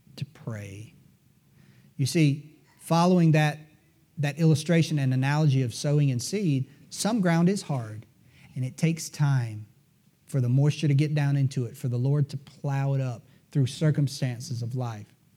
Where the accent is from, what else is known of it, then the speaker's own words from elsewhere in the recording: United States; as an American